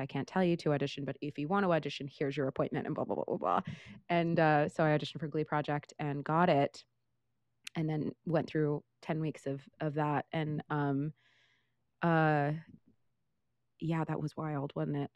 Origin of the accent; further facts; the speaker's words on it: Modesto, California, United States; moved away as an adult; also born or lived in Portland; now in New York, United States; I was born in Northern California, lived in Portland for a couple years, and then moved back to Northern California, um, I'm from a small town in the Central Valley of, of the north side of the state called Modesto